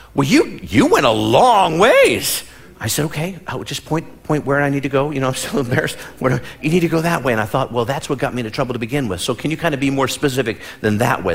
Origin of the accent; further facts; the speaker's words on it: Midwest, United States; moved away; where I come from, born and raised in the Midwest, there were snow days.